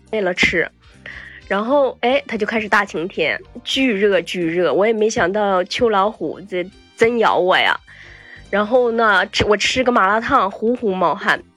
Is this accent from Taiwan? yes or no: no; Northeast China, China; moved away; 从小就在东北